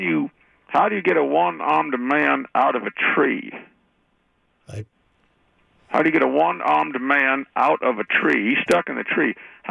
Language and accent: English; the South, United States; accent: Southern; now in Harlingen, United States; I am from the South, so we talk a little bit funny.